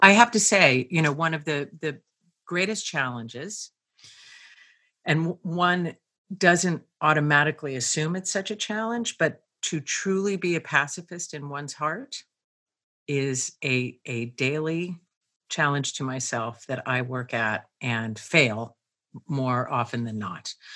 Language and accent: English; Pennsylvania, United States; I grew up in a very small town in Pennsylvania